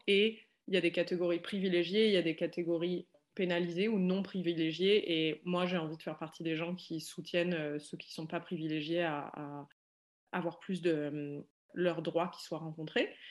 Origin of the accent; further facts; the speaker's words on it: France; j'ai grandi en France